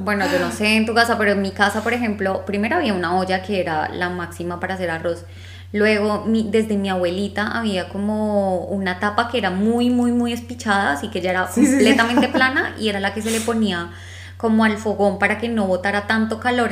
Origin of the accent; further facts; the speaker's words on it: Bogotá, Colombia; accent: rolo; moved away; con nuestro acento así rolandio